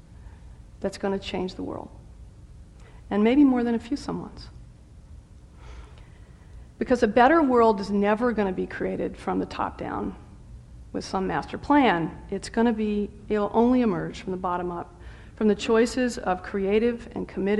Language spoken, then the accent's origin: English; the South, United States; I'm a Southerner